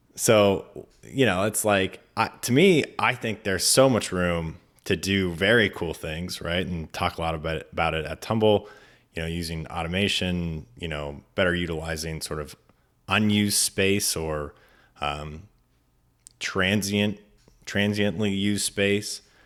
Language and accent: English; Mendocino, California, United States; now in San Francisco, United States; I grew up in Mendocino, so I grew up in the redwoods